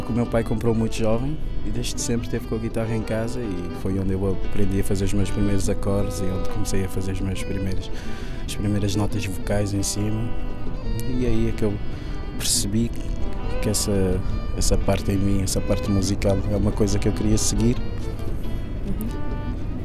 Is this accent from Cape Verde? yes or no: yes; São Vicente island, Cape Verde; moved away as an adult; also born or lived in Porto, Portugal; now in Lisbon, Portugal; Em São Vicente. Sou da ilha de São Vicente